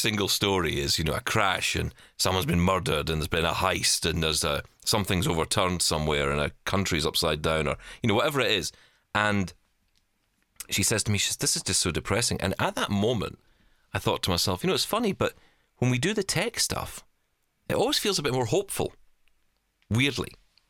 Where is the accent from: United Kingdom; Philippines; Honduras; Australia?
United Kingdom; Glasgow, Scotland; You know, growing up in East End of Glasgow, you know, I don't have that accent that came with it, because I just wasn't in it, really.